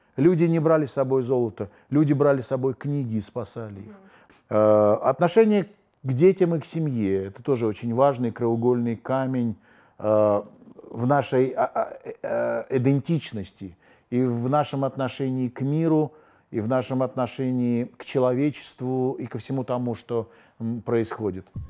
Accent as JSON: {"language": "Russian", "country": "Armenia", "said": "мы диаспора, мы армяне"}